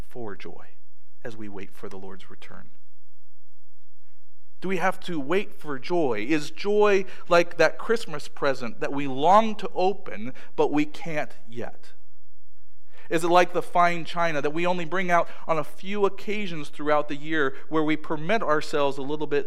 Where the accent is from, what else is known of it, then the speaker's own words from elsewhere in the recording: Maryland, United States; moved away; where I grew up in Maryland